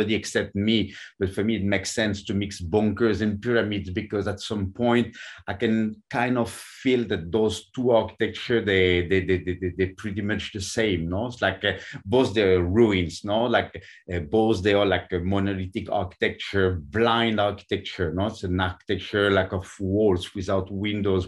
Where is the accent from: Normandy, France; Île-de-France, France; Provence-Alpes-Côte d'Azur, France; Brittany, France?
Normandy, France; English is a second language; moved away as an adult; also born or lived in Paris, France / New York, United States; now in Mexico; I was born in France and now I work and live in Mexico. I'm coming from Normandy in France